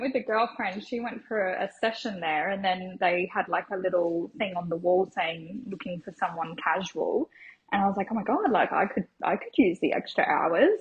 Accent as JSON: {"language": "English", "town": "Logan", "region": "Queensland", "country": "Australia", "tie": "born or raised there", "said": "I grew up on the south side of Brisbane, so in Logan area"}